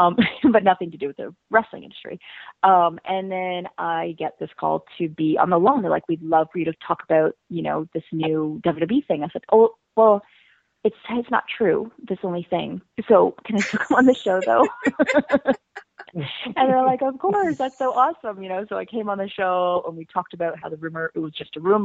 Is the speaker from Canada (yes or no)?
yes; Canada; We're also Canadian